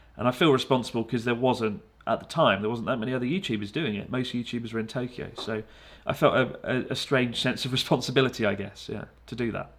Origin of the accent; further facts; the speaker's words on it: United Kingdom; moved away as an adult; now in Japan; I don't feel like I'm just a British guy